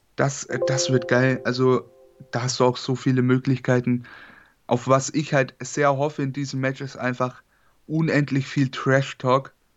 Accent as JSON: {"language": "German", "region": "Bavaria", "country": "Germany", "said": "ich komme aus Bayern"}